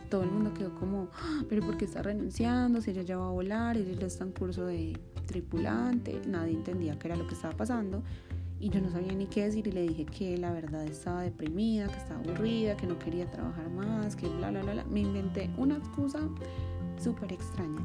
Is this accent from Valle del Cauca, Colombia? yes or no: no; Medellín, Antioquia, Colombia; now in Bogotá, Colombia; nací en Medellín, Antioquia, también en Colombia